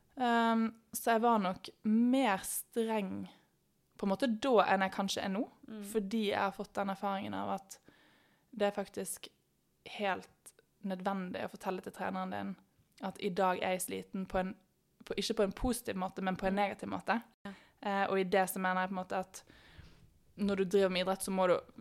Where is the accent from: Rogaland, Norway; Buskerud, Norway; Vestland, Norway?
Vestland, Norway; Bergen; moved away as an adult; now in Oslo, Norway; Jeg kommer fra Bergen, men har bodd i Oslo nå siden 2014.